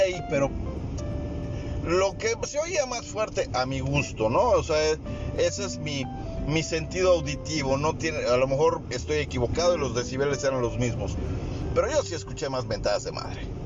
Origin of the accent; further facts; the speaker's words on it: Mexico; Yo soy mexicano y estoy en México